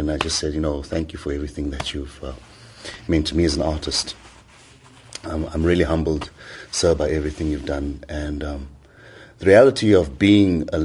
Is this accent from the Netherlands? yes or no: no; Johannesburg, Gauteng, South Africa; moved away as an adult; also born or lived in Ireland; really thought about the importance of being a South African and, and what makes us a South African.